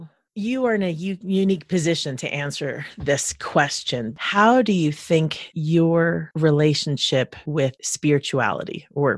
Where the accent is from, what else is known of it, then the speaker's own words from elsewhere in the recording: New Jersey, United States; a friend who I grew up with in New Jersey